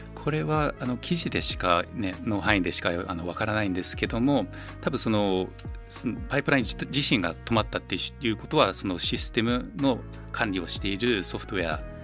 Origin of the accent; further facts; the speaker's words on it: New Zealand; moved away as an adult; now in Japan; ニュージーランドはまあ生まれ育ちなのであの本当に大学までずっとニュージーランドでしたね。